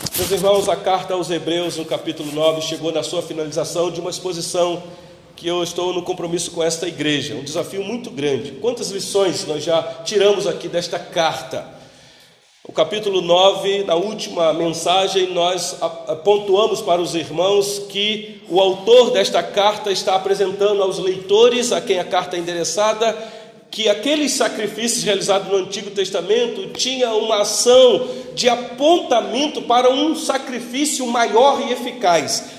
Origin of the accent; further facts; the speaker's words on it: Brazil; Nós que somos brasileiros, que não temos nenhuma familiaridade com a cultura judaica